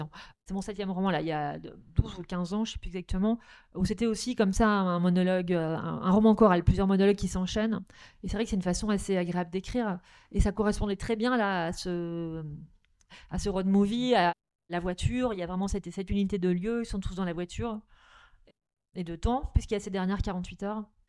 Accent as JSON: {"language": "French", "area": "Nord", "region": "Hauts-de-France", "country": "France", "tie": "born or raised there", "said": "je suis originaire du Nord"}